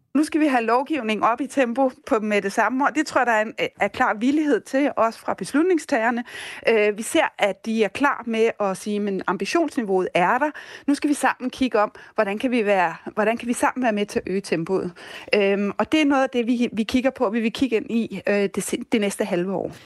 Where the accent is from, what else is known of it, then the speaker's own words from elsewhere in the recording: Denmark; vi som danskere